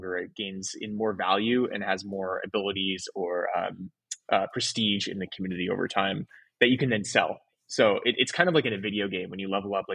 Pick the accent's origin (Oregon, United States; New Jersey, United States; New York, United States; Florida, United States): Oregon, United States; also born or lived in San Francisco / Los Angeles; now in Miami, United States; So I grew up in Oregon, then lived in San Francisco for 10 years, LA for two, and then Miami